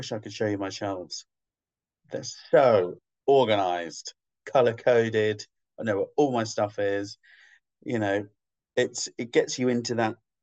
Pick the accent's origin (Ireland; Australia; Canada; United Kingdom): United Kingdom; London; also born or lived in Scotland; half Scottish, so I'm like, and Londoner, Scottish